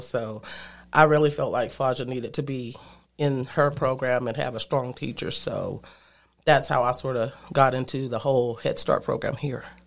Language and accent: English; Andrews, Texas, United States; moved away as an adult; also born or lived in Austin, Texas / Denver, Colorado; I was born and raised in Andrews, Texas